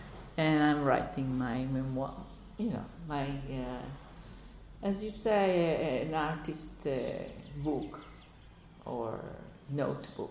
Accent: Israel; So I was born in Israel. I'm Israeli.

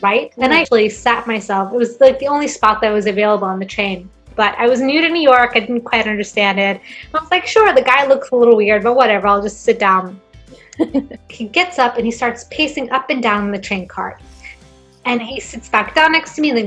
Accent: Gothenburg, Västra Götaland, Sweden; English is a second language; moved away as an adult; also born or lived in Brighton, England / United States; Gothenburg University in my hometown

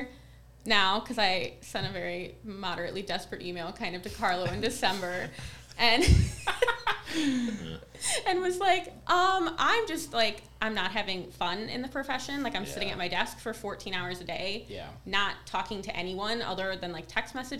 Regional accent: Detroit, Michigan, United States; I'm from the Metro Detroit

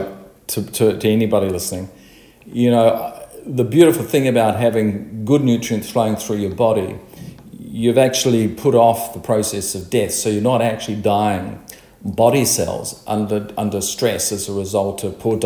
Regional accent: New Zealand; me as a child experienced growing up in New Zealand

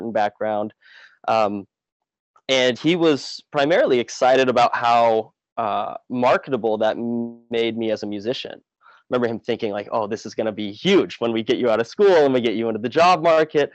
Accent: Oregon, United States; which is where I grew up on the West Coast at Oregon

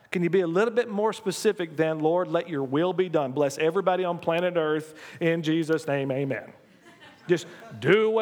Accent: United States; as an American

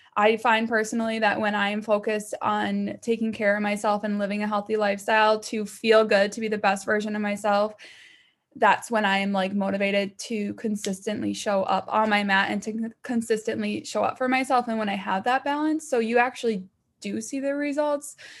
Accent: Minnesota, United States; I'm from Minnesota

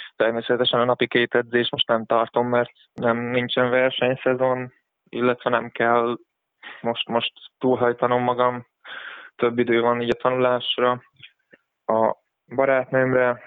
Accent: Nyíregyháza, Szabolcs-Szatmár-Bereg, Hungary; nyíregyházi vagyok

